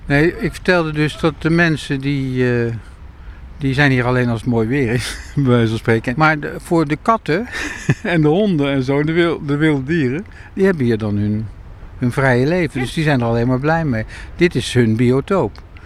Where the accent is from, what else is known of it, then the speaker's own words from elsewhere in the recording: Amersfoort, Utrecht, Netherlands; moved away; also born or lived in Rotterdam; ik ben opgegroeid in Amersfoort voordat ik in Rotterdam kwam wonen.